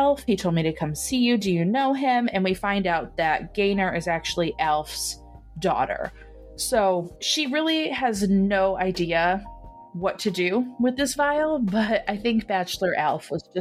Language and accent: English; Michigan, United States; accent: Michigan; my Michigan accent